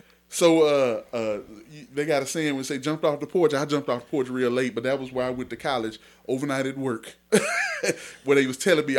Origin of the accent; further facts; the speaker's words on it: Mesquite, Texas, United States; I grew up in Mesquite, Texas.